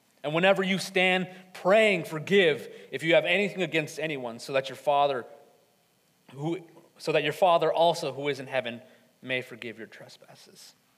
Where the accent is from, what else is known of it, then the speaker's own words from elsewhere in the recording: Atlanta, Georgia, United States; I'm originally from Atlanta, Georgia. Growing up in a bigger city, and one full of many Hispanics